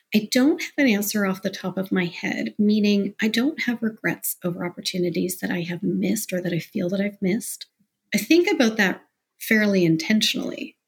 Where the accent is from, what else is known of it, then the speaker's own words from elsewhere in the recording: Mississauga, Ontario, Canada; now in Toronto, Canada; I was born in Toronto. I live in Toronto now, but I grew up in Mississauga